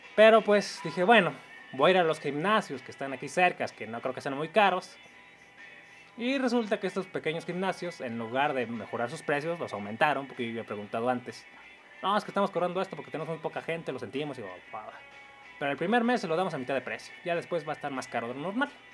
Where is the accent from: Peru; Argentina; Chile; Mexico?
Mexico; tengo raíces indígenas como todo mexicano